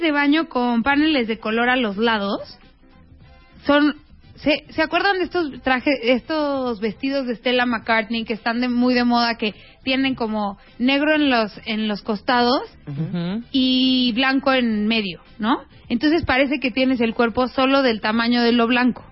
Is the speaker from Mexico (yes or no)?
yes; Mexico; somos mexicanas